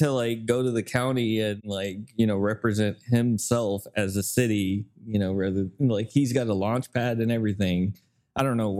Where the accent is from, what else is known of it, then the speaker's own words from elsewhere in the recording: Texas, United States; we're from Texas and we're trying to make Oklahoma better again.